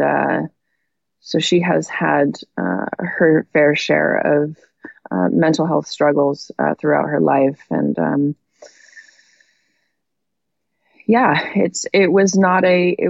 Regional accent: Monterey, California, United States; I was born in Monterey, California

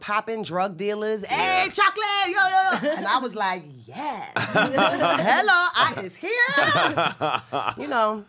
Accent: New York City, New York, United States; first language Spanish; English is a second language; I grew up in the Bronx and Harlem.

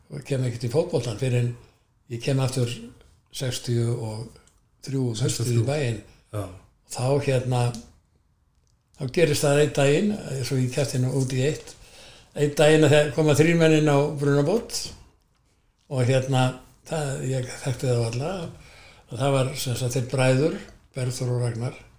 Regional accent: Garðabær, Capital Region, Iceland; moved away as an adult; also born or lived in Hafnarfjörður / Akureyri; Ég er sko fættur á Vífjústöðum og er þar með eh, búsættu eða þannig að lögheimili alveg þángt til ég

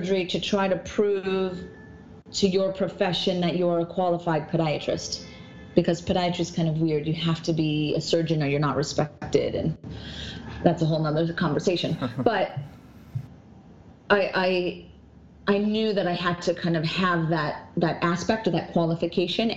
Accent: North Dakota, United States; moved away as an adult; also born or lived in Minnesota; now in New York, United States; I've lived in New York for 18 years, and I was born in North Dakota, so very small town, 300 people.

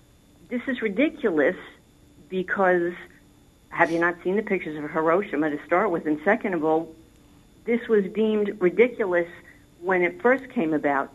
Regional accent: New York, United States; being a New Yorker.

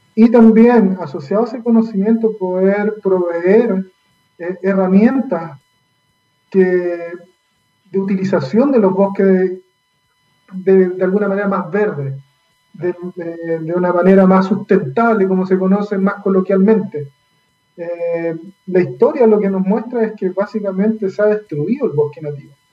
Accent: Valdivia, Los Ríos, Chile; moved away; yo soy nacido, criado eh, en Valdivia

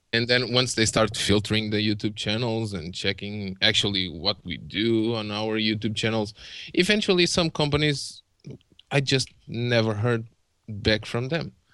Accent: Portugal; English is a second language; I'm Portuguese

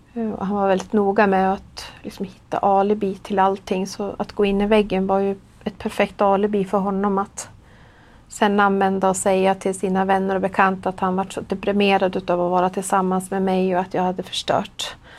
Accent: Gävle, Gävleborg County, Sweden; jag är 48 år. Och jag kommer från Gävle

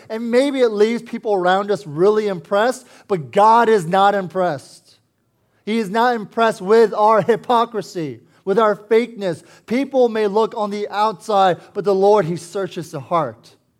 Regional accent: Herndon, Virginia, United States; I was born and raised here in Northern Virginia. I used to live in Herndon

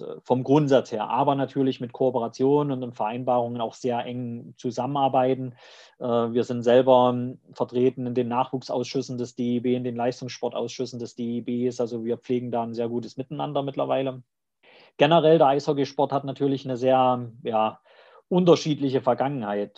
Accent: East Germany, Germany; accent: eastern German dialect; also born or lived in Leipzig; ich komme aus dem Osten, hört man auch am Dialekt, brauche ich auch nicht verheimlichen

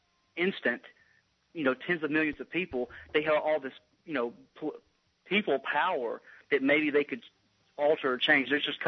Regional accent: Mississippi, United States; I'm from Mississippi, so I'm stereotypical South

